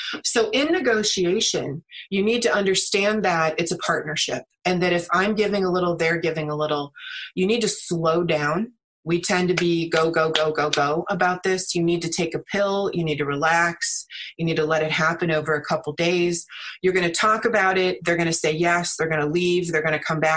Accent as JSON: {"language": "English", "country": "United States", "also_born_or_lived": "China", "said": "I am American"}